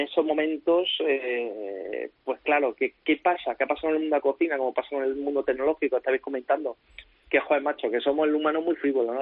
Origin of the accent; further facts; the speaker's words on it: Córdoba, Andalusia, Spain; also born or lived in Valencia; yo puedo estar en mi ciudad, con mi gente, en mi tierra